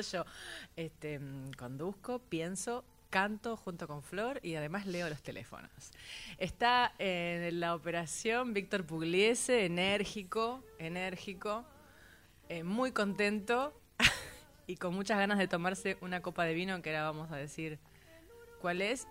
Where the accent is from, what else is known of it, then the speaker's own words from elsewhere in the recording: San Nicolás, Buenos Aires Province, Argentina; yo nací en San Nicolás